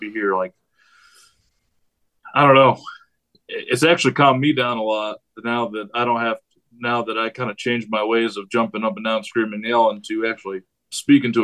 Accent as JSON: {"language": "English", "region": "New York", "country": "United States", "moved": "yes", "said": "I'm from New York"}